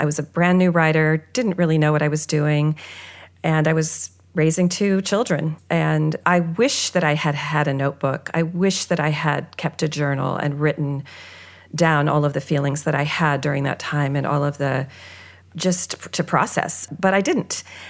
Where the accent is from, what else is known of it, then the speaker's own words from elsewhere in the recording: California, United States; I'm a child of the 60s and 70s. I was brought up in California with that kind of, you know, I did the EST training